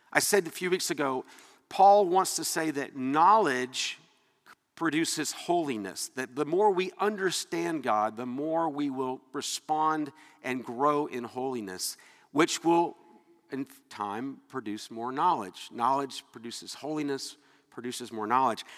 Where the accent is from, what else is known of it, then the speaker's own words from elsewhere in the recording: Atlanta, Georgia, United States; moved away; I was from Atlanta. I was raised that people that were from up north were you know, just not as good as us